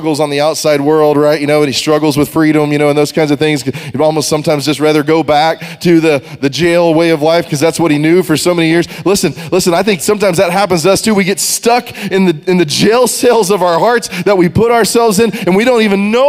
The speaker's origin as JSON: {"language": "English", "region": "Texas", "country": "United States", "tie": "born or raised there", "said": "We grew up in Texas"}